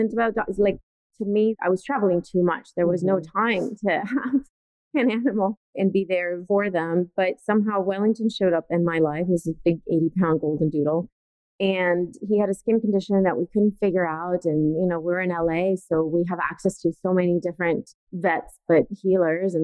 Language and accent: English; Italy; moved away as an adult; now in United States; I was born and raised in Italy